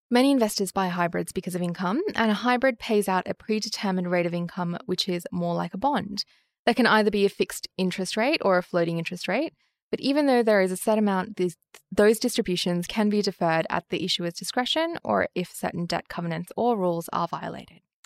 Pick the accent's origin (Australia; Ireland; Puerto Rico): Australia; As an Australian